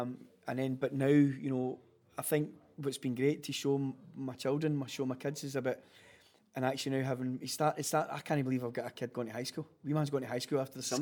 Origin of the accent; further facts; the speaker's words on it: Glasgow, Scotland, United Kingdom; we are born and bred in Glasgow.